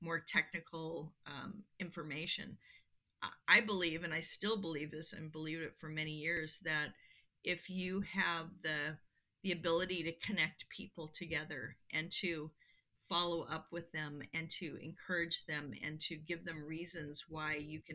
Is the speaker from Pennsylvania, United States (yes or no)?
no; Seattle, Washington, United States; I grew up in Seattle